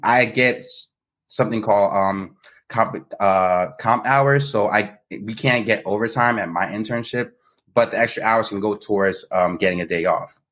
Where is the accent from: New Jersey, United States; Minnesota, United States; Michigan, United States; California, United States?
New Jersey, United States; moved away as an adult; now in Baltimore, United States; I'm from Jersey, born and raised, uh, but I'm currently residing in Baltimore